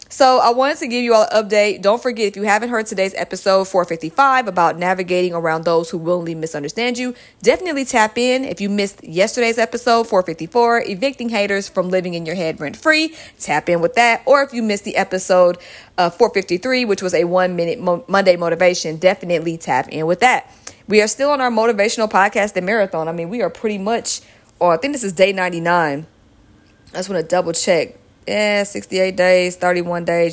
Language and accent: English; Georgia, United States; Georgia at number one. Shout out to my home state